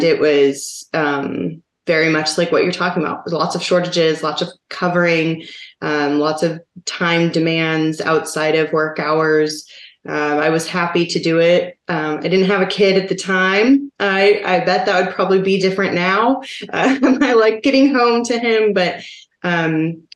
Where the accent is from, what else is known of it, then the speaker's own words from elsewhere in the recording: Seattle, Washington, United States; now in Oklahoma, United States; my hometown, per se, which is Seattle